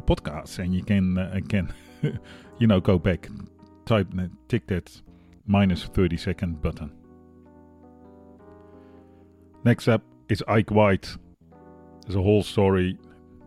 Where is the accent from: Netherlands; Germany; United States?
Netherlands; now in Australia